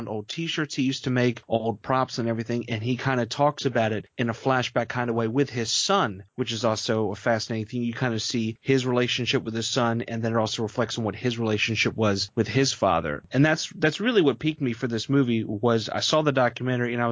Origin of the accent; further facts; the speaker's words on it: Baltimore, Maryland, United States; also born or lived in New Orleans; I was born and raised in Baltimore